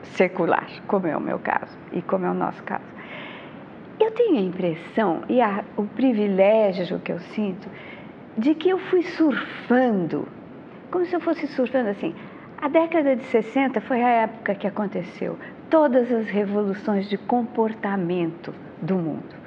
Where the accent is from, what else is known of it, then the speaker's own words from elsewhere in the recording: São Paulo, Brazil; Eu nasci em Higienópolis